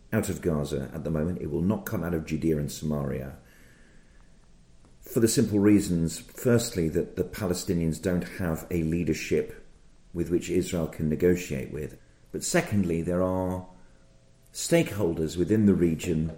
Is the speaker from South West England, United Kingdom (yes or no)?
no; Birmingham, West Midlands, United Kingdom; I'm from Birmingham